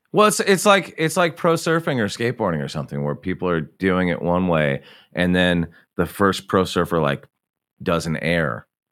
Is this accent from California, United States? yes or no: yes; Santa Barbara, California, United States; when I was a kid growing up in Santa Barbara, California, in the seventies and even through the eighties